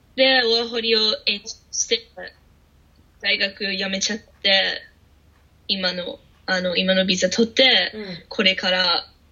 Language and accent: Japanese; Australia; Japanese is a second language; moved away as an adult; now in Japan; オーストラリアから来てる